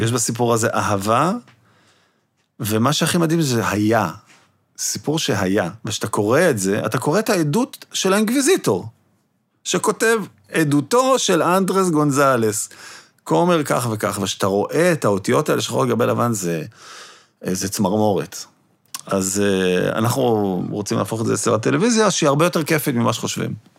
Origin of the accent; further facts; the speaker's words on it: Jerusalem, Jerusalem District, Israel; את ליאור רז אני מכיר מירושלים, מהילדות שלי